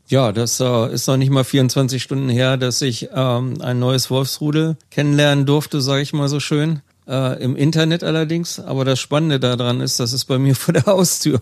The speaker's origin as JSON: {"language": "German", "town": "Wedemark", "region": "Lower Saxony", "country": "Germany", "tie": "born or raised there", "moved": "as an adult", "lives_now": "Schwarmstedt, Germany", "said": "in meiner alten Heimatgemeinde, die südlich an der Samtgemeinde Schwarmstedt angrenzt, die Gemeinde Wedemark"}